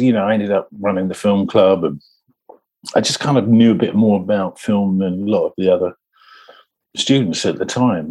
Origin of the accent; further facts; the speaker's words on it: London, United Kingdom; also born or lived in Kensington, London; I was born in the old Brompton Road. Um, but we moved out to South London pretty early. In in my, I think I was about six seven when we moved out to um, South London to near Dulwich